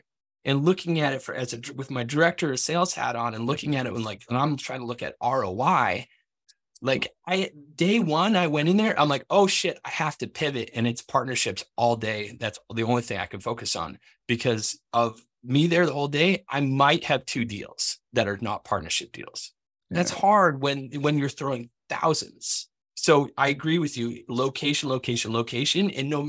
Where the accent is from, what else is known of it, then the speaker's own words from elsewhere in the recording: Vermont, United States; also born or lived in Maine; I'm a New England boy. So I grew up in New England. I was born in Maine, high school in Vermont.